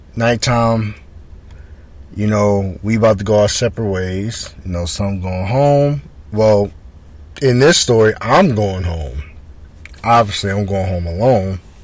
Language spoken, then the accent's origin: English; Roosevelt, New York, United States; I'm from Roosevelt.